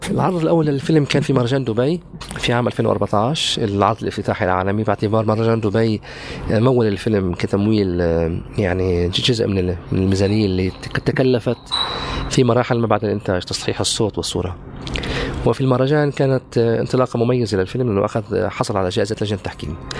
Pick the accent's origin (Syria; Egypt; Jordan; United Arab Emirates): Syria; occupied Golan, Golan Heights; also born or lived in Haifa, Israel; now in Ramallah, Palestine; أنا ابن الجلال المحتل